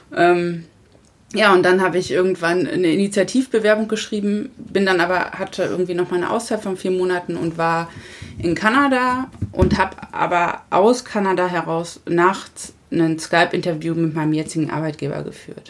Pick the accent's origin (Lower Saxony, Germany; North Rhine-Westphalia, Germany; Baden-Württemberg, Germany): Lower Saxony, Germany; southern; moved away as an adult; also born or lived in Hesse / Frankfurt; now in Husum, Germany; ich bin ja auf dem Dorf letztendlich groß geworden im, im südlichen Niedersachsen